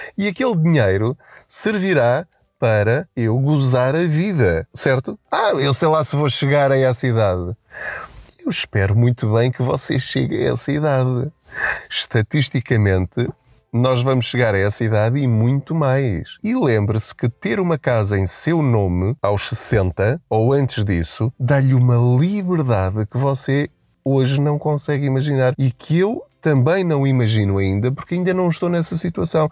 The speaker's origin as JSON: {"language": "Portuguese", "country": "Portugal", "said": "nós enquanto portugueses"}